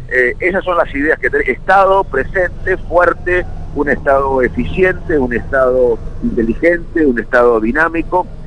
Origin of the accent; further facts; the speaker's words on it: Argentina; le deseo suerte como argentino